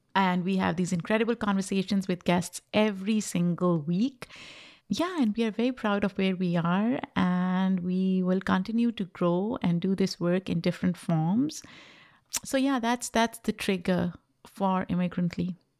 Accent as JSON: {"language": "English", "country": "Pakistan", "tie": "born or raised there", "second_language": "English", "moved": "as an adult", "lives_now": "United States", "said": "I grew up in Pakistan, which was a British colony before it got independence in nineteen forty-seven."}